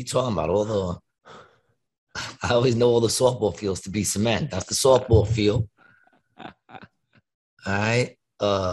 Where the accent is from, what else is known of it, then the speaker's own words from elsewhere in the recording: New York City, New York, United States; also born or lived in Queensbridge, Queens; I was raised in Ravenswood, born in Queensbridge